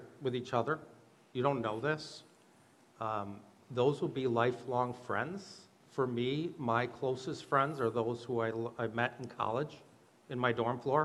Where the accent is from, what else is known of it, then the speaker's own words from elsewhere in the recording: Monona, Wisconsin, United States; I grew up in Monaco, Wisconsin